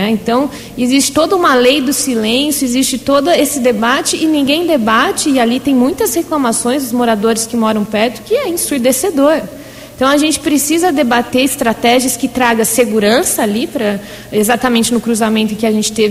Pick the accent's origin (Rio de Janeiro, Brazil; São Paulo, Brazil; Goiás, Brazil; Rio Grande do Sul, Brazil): São Paulo, Brazil; Americana; Nós somos americana.